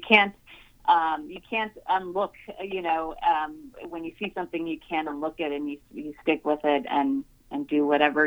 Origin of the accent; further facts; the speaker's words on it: Rio Grande Valley, Texas, United States; I grew up in the Rio Grande Valley